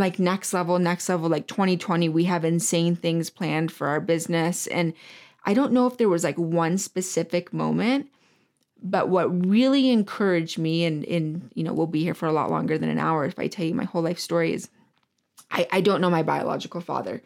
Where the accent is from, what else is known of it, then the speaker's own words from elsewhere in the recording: Michigan, United States; moved away; I'm from Michigan originally